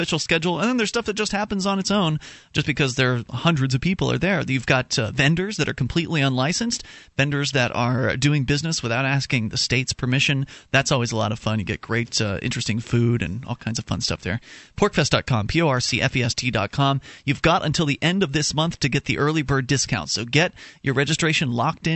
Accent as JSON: {"language": "English", "town": "Sarasota", "region": "Florida", "country": "United States", "tie": "born or raised there", "said": "my hometown of Sarasota, Florida"}